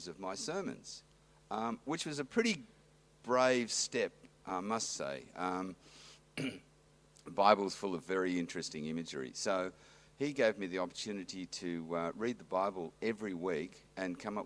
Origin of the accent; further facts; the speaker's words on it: Western Australia, Australia; also born or lived in New South Wales; now in Manly, Australia; I grew up in Western Australia on a small property, sort of 200 miles, what is it, southeast of Perth